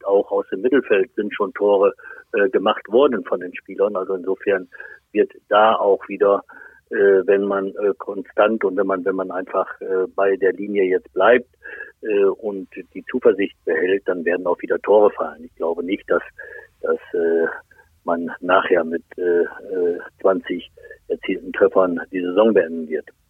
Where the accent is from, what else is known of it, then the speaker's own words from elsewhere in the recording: Lohne, Lower Saxony, Germany; ich komme ja aus, aus Lohne, das ist nicht so weit weg von Osnabrück